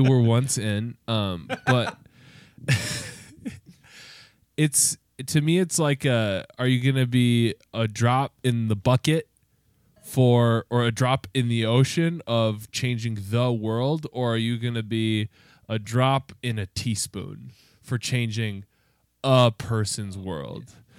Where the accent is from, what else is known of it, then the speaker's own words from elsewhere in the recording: United States; as a white man growing up in America